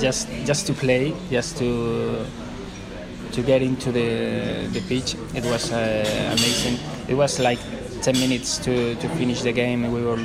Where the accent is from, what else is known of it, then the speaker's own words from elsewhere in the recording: Madrid, Community of Madrid, Spain; Since I'm a little child, and in my family everybody was supporting Real Madrid.